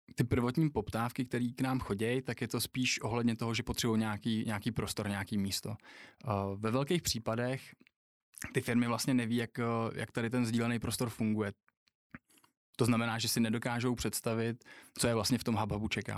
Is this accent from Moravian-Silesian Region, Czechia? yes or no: yes; Třinec, Moravian-Silesian Region, Czechia; now in Prague, Czech Republic; když jsem se narodil v Třinci v hokejovém městě